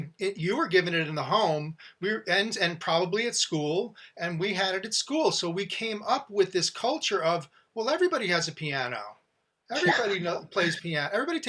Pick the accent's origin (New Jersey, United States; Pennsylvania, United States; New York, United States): New Jersey, United States; Teaneck; growing up in Teaneck, New Jersey.